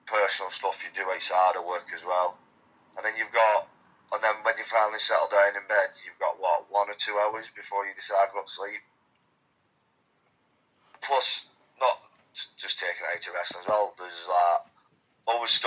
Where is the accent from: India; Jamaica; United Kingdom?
United Kingdom; Wigan, North West England; So I'm from Wigan, which is about 20 minutes from Manchester